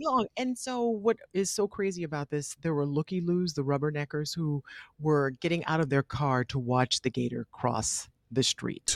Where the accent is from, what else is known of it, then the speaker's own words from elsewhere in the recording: the South, United States; I'm from the South